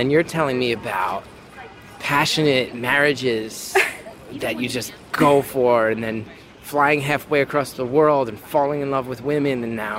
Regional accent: New York, United States; Now, you're a New Yorker. I'm a New Yorker.

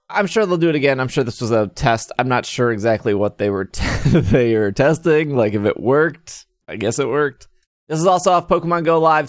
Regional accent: United States; I'm American.

